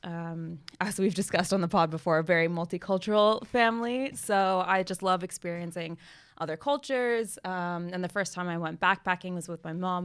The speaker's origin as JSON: {"language": "English", "country": "United States", "said": "being American"}